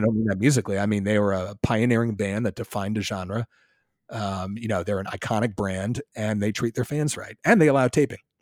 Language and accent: English; Philadelphia, Pennsylvania, United States; also born or lived in Ithaca, New York; I grew up in Philly.